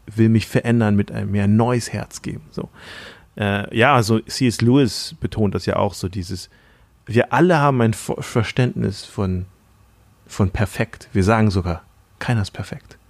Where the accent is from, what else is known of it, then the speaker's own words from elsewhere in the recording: Thailand; moved away; in Thailand, Sünde, wo ich aufgewachsen bin in Thailand